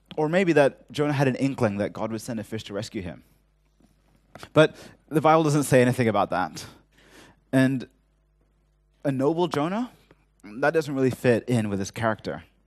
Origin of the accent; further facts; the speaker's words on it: Hong Kong; growing up in Hong Kong